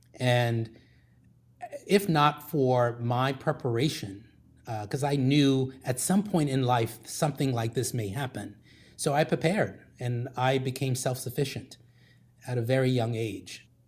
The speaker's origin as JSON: {"language": "English", "country": "Liberia", "tie": "born or raised there", "moved": "yes", "said": "I grew up in Liberia, West Africa"}